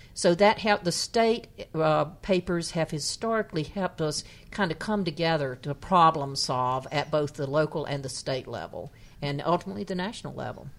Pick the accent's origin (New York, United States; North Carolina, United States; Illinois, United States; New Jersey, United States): North Carolina, United States; my hometown, which is a s, in, in, happens to have the distinction of being the town in the poorest county in North Carolina